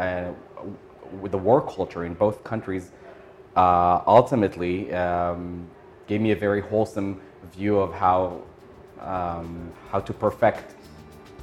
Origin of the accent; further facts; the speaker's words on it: Israel; moved away as an adult; now in Tokyo, Japan; growing up in Israel and serving, in the military there